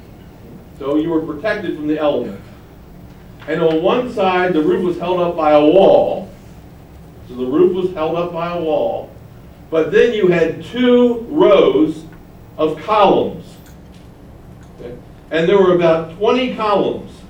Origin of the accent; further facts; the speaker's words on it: Baltimore, Maryland, United States; when I was a child growing up in Baltimore, Maryland, in a Jewish neighborhood